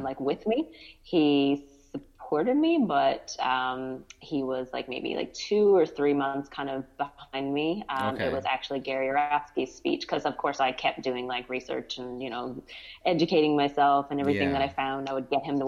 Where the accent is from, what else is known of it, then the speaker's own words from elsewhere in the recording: Newfoundland and Labrador, Canada; moved away as an adult; now in Ontario, Canada; I'm originally from Newfoundland, Canada. Mm-hmm. Lived there my whole life for the first 30 years, and now I'm living in Ontario, Canada.